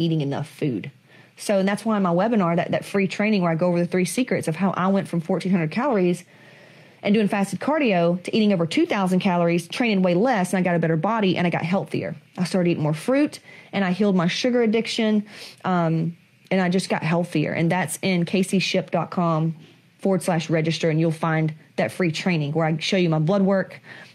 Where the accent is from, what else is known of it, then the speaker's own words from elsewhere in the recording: the South, United States; I come from Southerners